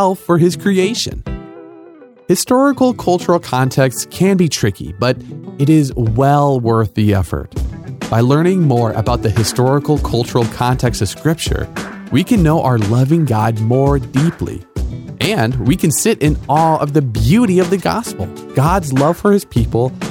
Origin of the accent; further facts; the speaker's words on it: United States; I'm from America